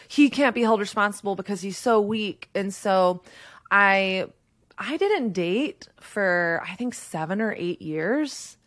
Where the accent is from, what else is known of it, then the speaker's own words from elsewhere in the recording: Texas, United States; I grew up in Texas